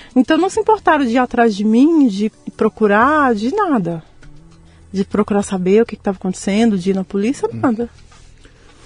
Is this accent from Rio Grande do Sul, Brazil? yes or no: no; São João Evangelista, Minas Gerais, Brazil; moved away; also born or lived in Guanhães, Minas Gerais; João Evangelista, que é onde eu vivi, que eu cresci